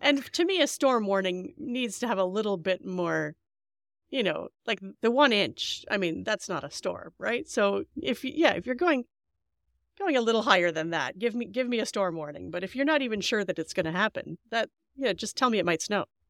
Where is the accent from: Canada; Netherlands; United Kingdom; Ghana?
Canada; as a Canadian